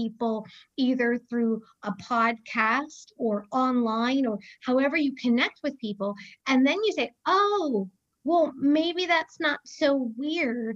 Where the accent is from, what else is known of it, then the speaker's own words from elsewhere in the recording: a small town outside Boston, Massachusetts, United States; also born or lived in Maine; now in Birmingham, United States; I say I grew up in Boston, but it was a smaller town outside of Boston.